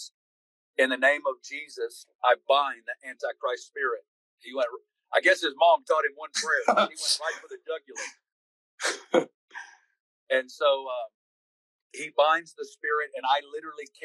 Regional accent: Northwest Arkansas, United States; I grew up. I'm from Northwest Arkansas.

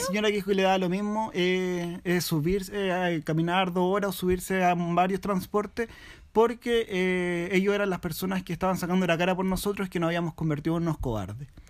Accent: Chile; como pueblo chileno

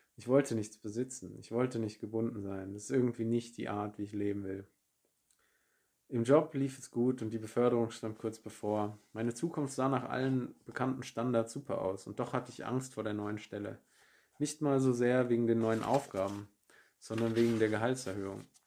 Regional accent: Germany; moved away as an adult; also born or lived in Munich; von München in meine Heimat in der Nähe von Frankfurt

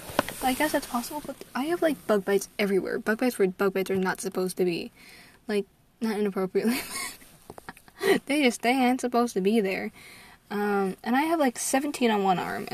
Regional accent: United States; I'm an American sorceress

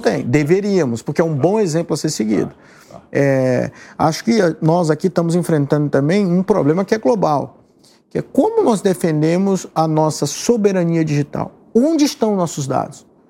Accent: São Luís, Maranhão, Brazil; now in São Paulo, Brazil; lá na minha cidade onde eu nasci

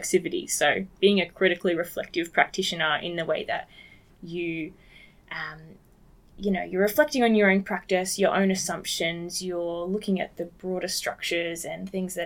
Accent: Nambour, Queensland, Australia; I'm from the Sunshine Coast originally

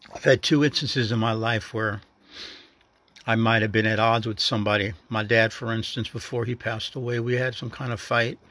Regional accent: the North, United States; moved away; a northerner in a southern state

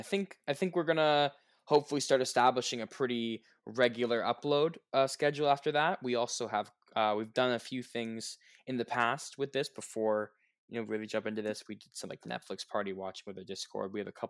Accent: Canada; we are both from Canada

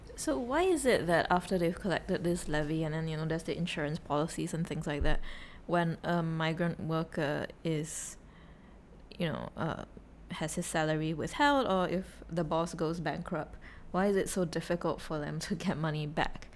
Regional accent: Singapore; I was from Singapore

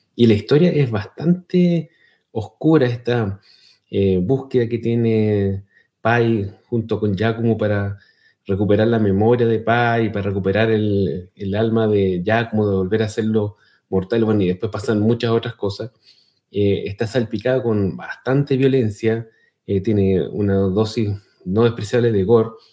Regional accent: Chile; accent: Chilean; mi acento chileno

